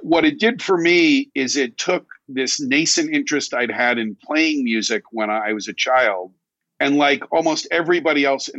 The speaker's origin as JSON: {"language": "English", "country": "United States", "tie": "born or raised there", "also_born_or_lived": "New York City", "said": "I grew up 30 miles outside of New York City in a suburb"}